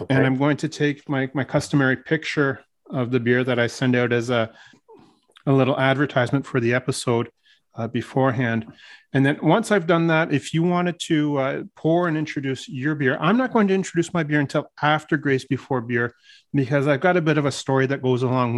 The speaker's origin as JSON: {"language": "English", "town": "Newmarket", "region": "Ontario", "country": "Canada", "tie": "born or raised there", "moved": "yes", "said": "it's my hometown."}